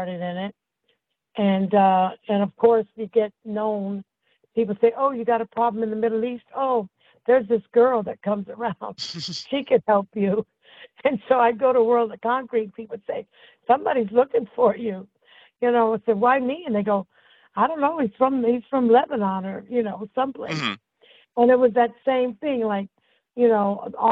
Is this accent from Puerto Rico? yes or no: yes; Puerto Rico; now in Southern California, United States; I was born in Puerto Rico, Santa Fe, Puerto Rico